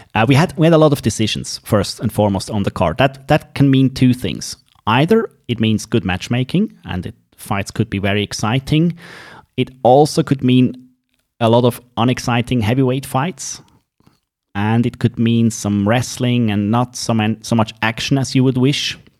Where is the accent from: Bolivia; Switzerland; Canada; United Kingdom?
Switzerland; accent: Swiss; English is a second language; It is in English and Swiss English, as you might have heard, so you have to bear with my accent.